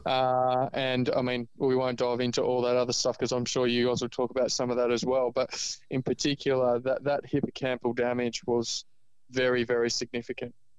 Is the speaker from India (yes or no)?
no; Ireland; now in Australia; I live in Australia, but I was born in Ireland